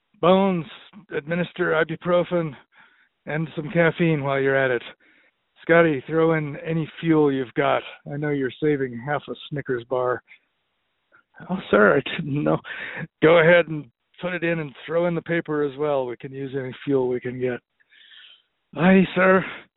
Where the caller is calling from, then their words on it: Butte, Montana, United States; I'm calling from Butte, Montana.